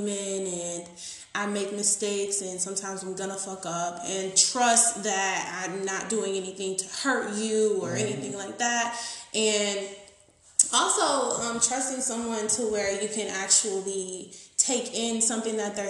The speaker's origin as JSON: {"language": "English", "region": "Florida", "country": "United States", "said": "I'm from Florida"}